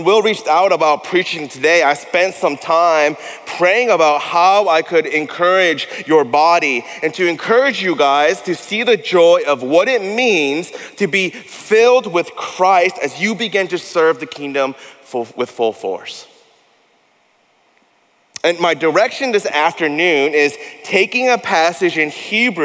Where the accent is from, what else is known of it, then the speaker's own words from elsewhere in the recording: Denver, Colorado, United States; moved away as an adult; also born or lived in Massachusetts; now in Austin, United States; I am from the great state of Colorado, born and raised in Denver.